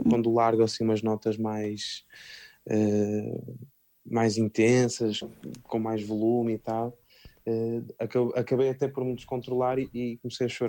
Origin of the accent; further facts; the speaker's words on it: Norte, Portugal; accent: northern Portuguese; não foi essencial para mim ter que mudar esse sotaque, então